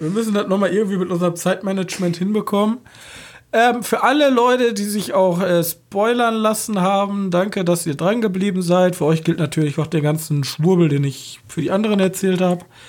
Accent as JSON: {"language": "German", "region": "German–Dutch border area", "country": "Germany", "said": "als Deutscher von der Grenze, ich komm, wir kommen ja von der Grenze"}